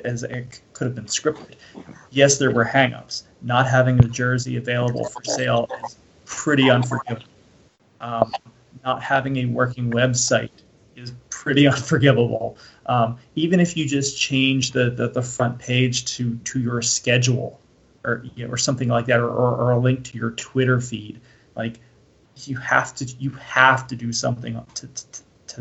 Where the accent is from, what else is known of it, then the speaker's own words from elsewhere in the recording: Florida, United States; When I was a kid growing up in Florida